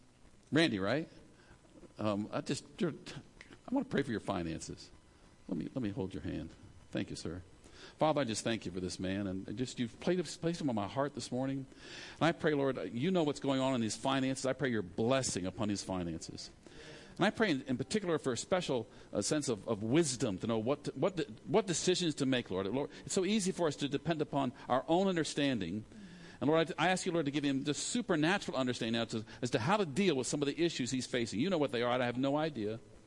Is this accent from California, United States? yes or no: yes; California, United States; born there; also born or lived in Maryland / Zimbabwe / Philippines; So I was born in California, lived in Maryland, lived in Zimbabwe, lived in the Philippines, went to college 4 or 5 different places, so I'm all mixed up.